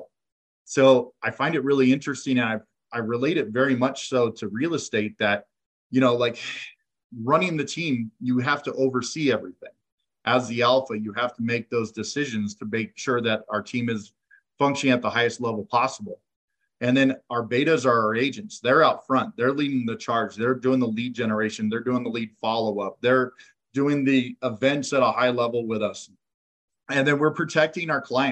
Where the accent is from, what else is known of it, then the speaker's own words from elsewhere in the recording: Sacramento, California, United States; now in Colorado Springs, United States; I grew up in Sacramento.